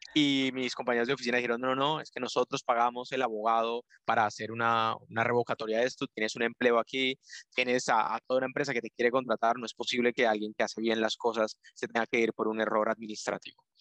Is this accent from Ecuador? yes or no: no; Colombia; moved away as an adult; now in Spain; yo soy de Colombia. Ya llevo aquí en, España viviendo un poco más de, cinco años